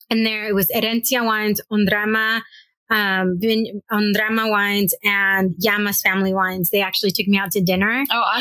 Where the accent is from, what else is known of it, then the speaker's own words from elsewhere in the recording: Los Angeles, California, United States; moved away as an adult; now in San Diego, United States; I'm from the San Fernando Valley